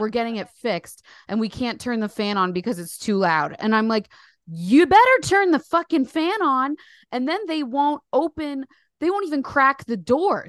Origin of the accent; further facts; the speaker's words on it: Paterson, New Jersey, United States; moved away as an adult; now in London, United Kingdom; I'm from New Jersey. I live in the U K